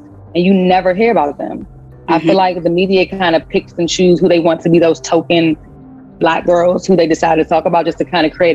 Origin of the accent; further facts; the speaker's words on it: Washington, District of Columbia, United States; also born or lived in Prince George's County, Maryland; I was raised early on in the DC area, and then I moved to PG. So a little bit of both, DC, PG